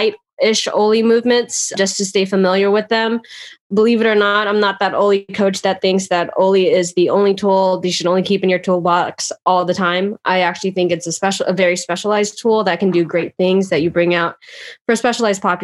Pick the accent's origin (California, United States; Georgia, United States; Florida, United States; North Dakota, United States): California, United States; Southern; I grew up in Southern California